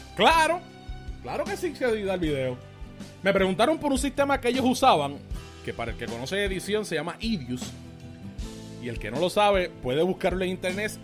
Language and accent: Spanish; Caguas, Puerto Rico; nosotros pues somos de Cagua